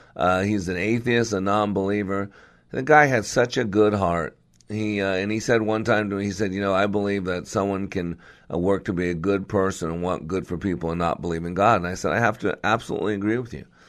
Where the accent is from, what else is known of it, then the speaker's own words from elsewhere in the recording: Henderson, Nevada, United States; also born or lived in Las Vegas; I grew up in Las Vegas. Actually, grew up in Henderson, and so that's my old stomping ground.